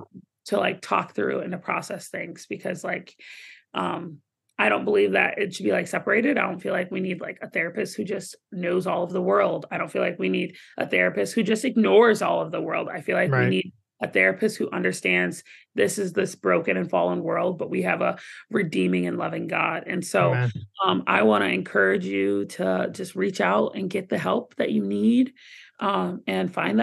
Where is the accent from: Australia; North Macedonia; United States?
United States; Southern United States; See, but you have to try it first because I'm from the South.